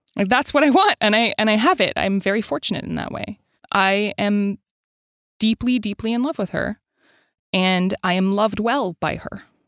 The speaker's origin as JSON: {"language": "English", "town": "Montreal", "region": "Quebec", "country": "Canada", "tie": "born or raised there", "said": "I grew up in Montreal"}